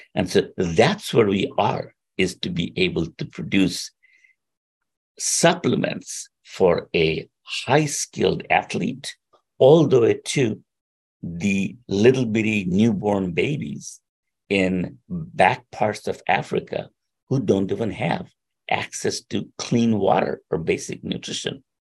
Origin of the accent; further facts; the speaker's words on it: India; moved away as an adult; also born or lived in Princeton; I was born in India.